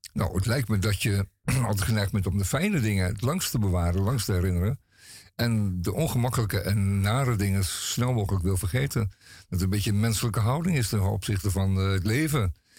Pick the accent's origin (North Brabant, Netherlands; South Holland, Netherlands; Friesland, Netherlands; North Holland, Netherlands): North Holland, Netherlands; Amsterdam; Ik ben geboren en getogen Amsterdammer